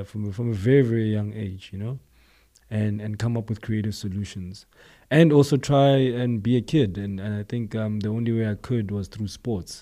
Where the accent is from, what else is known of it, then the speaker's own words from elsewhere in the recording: East Rand township, Gauteng, South Africa; I'm a township boy. You know, I'm from Guatemala, um, eh, it's a township, um, in the East Rand, Far East Rand